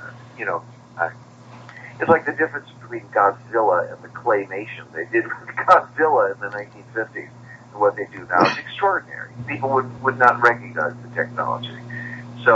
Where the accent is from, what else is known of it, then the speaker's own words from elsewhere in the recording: Chicago, Illinois, United States; if I'd grown up on the seacoast instead of Chicago